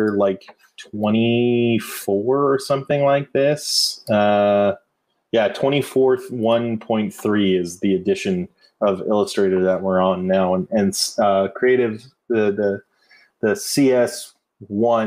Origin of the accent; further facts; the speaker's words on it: near Stanford University, California, United States; I grew up near Stanford University